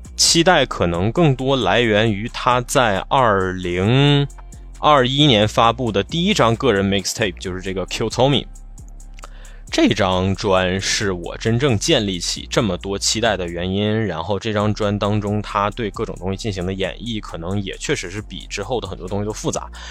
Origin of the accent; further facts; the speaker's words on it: Northeast China, China; accent: Northeastern (Dongbei); 用我们东北话说